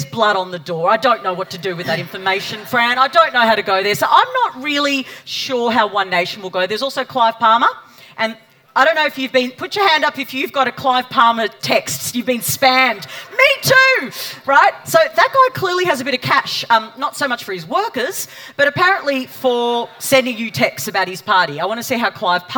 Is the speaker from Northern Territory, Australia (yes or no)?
no; Victoria, Australia; my home state of Victoria